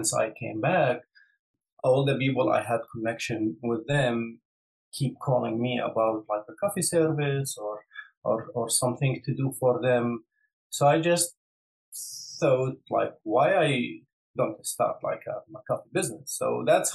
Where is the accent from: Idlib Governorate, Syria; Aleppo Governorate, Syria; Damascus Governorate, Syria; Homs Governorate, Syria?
Damascus Governorate, Syria; Damascus; moved away as an adult; now in Atlanta, United States; I was born in Syria in 1985 and lived my entire, you know, childhood and, like, you know, growing up in Damascus, Syria, until 2015.